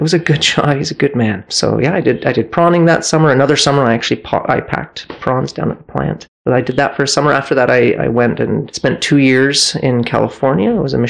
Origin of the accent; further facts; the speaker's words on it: Cardston, Alberta, Canada; also born or lived in Victoria; I was born in Victoria, British Columbia a long time ago. We were there for a couple years and then my family moved out to southern Alberta, small town of Cardston. We spent about 8 years.